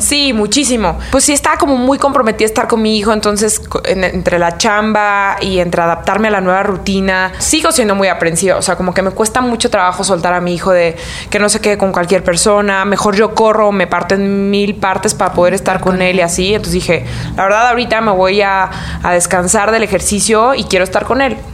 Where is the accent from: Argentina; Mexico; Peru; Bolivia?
Mexico; Michoacán; como soy de Michoacán